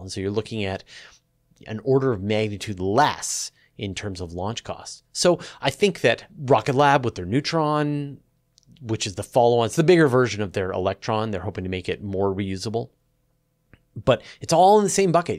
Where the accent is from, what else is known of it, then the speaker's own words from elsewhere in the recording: Canada; accent: Canadian; my Canadian accent